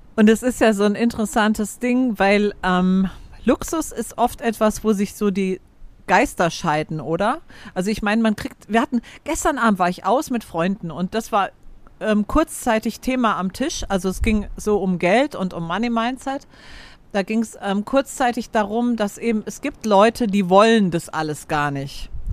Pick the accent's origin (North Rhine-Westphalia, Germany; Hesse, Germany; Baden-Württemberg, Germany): Hesse, Germany; Frankfurt; moved away as an adult; also born or lived in Vienna; ich bin in Frankfurt aufgewachsen und meine, meine Kernfamilie lebt in Frankfurt oder bei Frankfurt